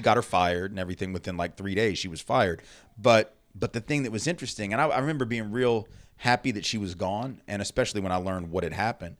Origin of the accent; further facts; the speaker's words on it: Nashville, Tennessee, United States; I'm Jewish and I grew up in the South. So I guess, like, there were certainly times that I was mistreated, um, being Jewish in a place like Nashville, Tennessee